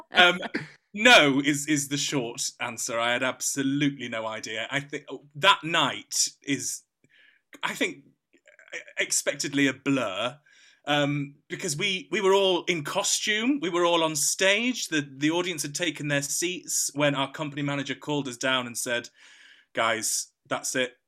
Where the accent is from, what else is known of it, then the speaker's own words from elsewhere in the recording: Yorkshire and the Humber, United Kingdom; I'm a Yorkshireman